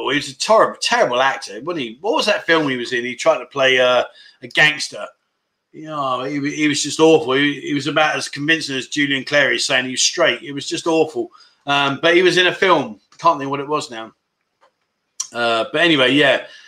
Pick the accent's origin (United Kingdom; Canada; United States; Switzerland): United Kingdom; Wales; I'm from South Wales.